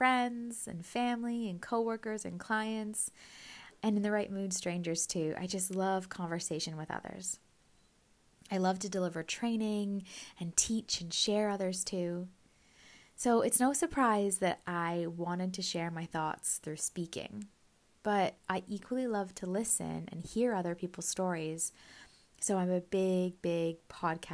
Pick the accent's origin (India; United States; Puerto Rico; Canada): Canada; also born or lived in Scotland; I grew up in Canada from about the age of 2, so I saw myself as Canadian. However, I was born in Scotland